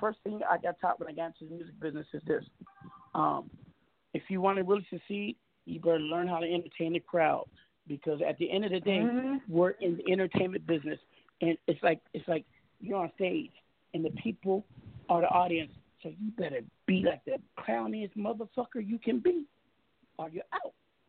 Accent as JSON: {"language": "English", "town": "Seattle", "region": "Washington", "country": "United States", "said": "I'm West Coast, I'm from Seattle"}